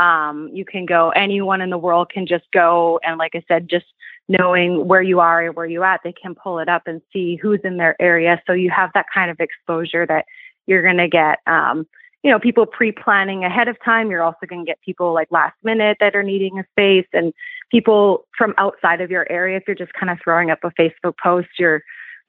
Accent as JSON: {"language": "English", "country": "Canada", "moved": "yes", "said": "I'm originally actually from Canada"}